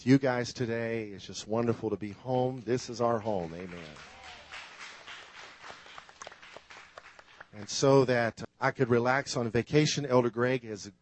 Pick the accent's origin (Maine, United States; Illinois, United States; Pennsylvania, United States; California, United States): Illinois, United States; I grew up in Illinois, you know, where north is north and south is south.